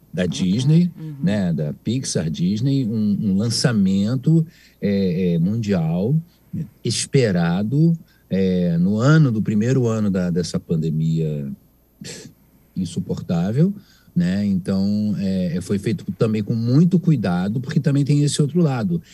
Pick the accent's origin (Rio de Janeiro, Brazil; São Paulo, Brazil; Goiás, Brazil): Rio de Janeiro, Brazil; aqui no Rio de Janeiro, eu sou carioca, estou aqui no Rio